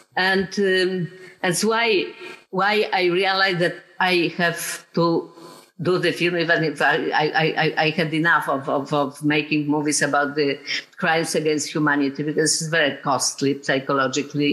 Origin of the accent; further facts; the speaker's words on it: Poland; I'm from Poland